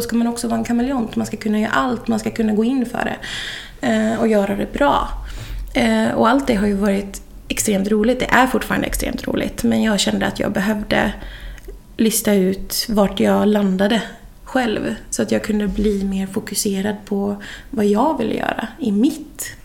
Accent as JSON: {"language": "Swedish", "town": "Boden", "region": "Norrbotten County", "country": "Sweden", "also_born_or_lived": "Piteå / Stockholm", "moved": "as an adult", "lives_now": "Kungälv, Sweden", "said": "Jag är från Boden"}